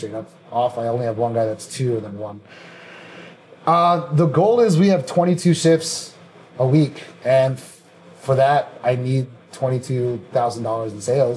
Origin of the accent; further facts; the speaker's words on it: Washington, District of Columbia, United States; also born or lived in Fairfax, Virginia; I was born in Washington DC